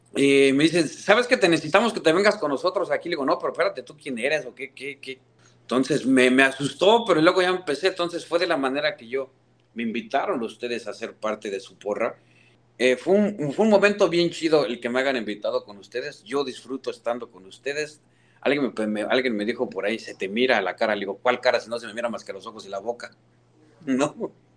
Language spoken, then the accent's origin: Spanish; Mexico; also born or lived in Houston, United States; now in St. Louis, United States; soy el fanático del Cruz Azul en México